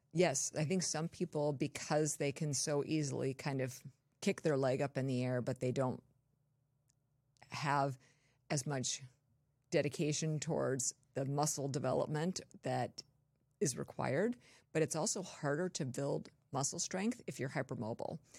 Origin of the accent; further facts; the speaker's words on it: Torrance, California, United States; moved away; also born or lived in Wisconsin / Colorado; I was born and raised in Southern California.